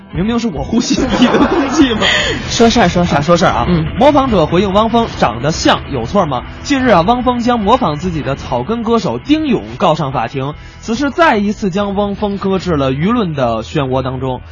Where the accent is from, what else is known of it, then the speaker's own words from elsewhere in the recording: Beijing, China; 咱们北京人就讲究玩点这个文玩啊